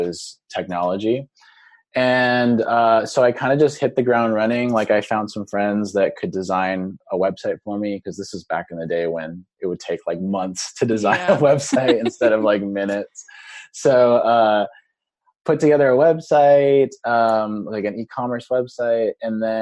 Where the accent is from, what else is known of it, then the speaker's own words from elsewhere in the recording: Seattle, Washington, United States; today we're located in Seattle, Washington, my hometown